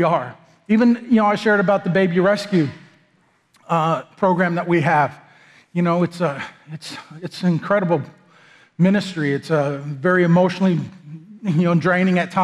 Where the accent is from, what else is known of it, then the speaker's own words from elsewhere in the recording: United States; moved away; also born or lived in Texas; I'm some whitey from America